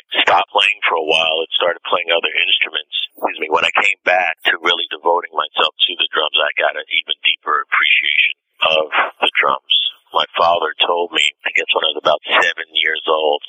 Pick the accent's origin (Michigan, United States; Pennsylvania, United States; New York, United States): New York, United States; We grew up in the Bronx, the Northeast Bronx.